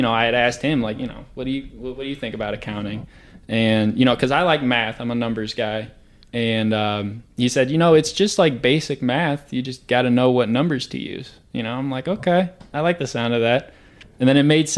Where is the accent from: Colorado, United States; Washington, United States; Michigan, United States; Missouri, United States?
Missouri, United States; St. Louis; moved away as an adult; now in Springfield, United States; I'm from St. Louis. You know, born and raised there, about 3-hour drive from Springfield